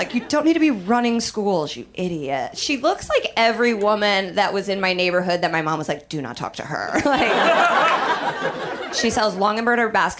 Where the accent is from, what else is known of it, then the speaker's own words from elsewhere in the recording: Indianapolis, Indiana, United States; I'm from Indianapolis. And Indianapolis is like a nice, normal place to be from.